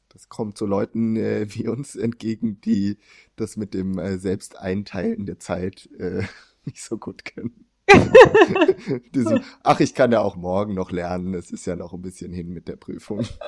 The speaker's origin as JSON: {"language": "German", "country": "Germany", "also_born_or_lived": "Sweden", "moved": "yes", "said": "ich eben als Deutscher"}